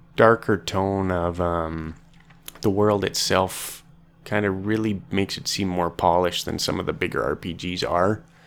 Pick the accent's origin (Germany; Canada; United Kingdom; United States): Canada; I'm from Canada.